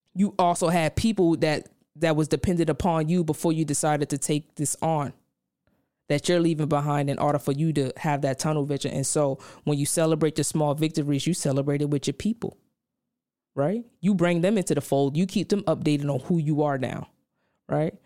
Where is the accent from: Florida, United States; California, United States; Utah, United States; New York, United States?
New York, United States; New York City; moved away; I come from Brownsville, Brooklyn